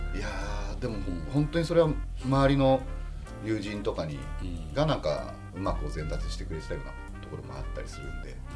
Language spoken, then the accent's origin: Japanese; Fukuoka, Japan; 俺は福岡の人間だったんだな